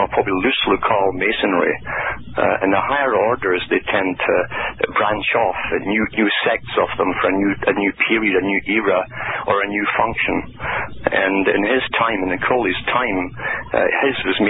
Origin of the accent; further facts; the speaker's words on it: United Kingdom; growing up in Britain during a hell period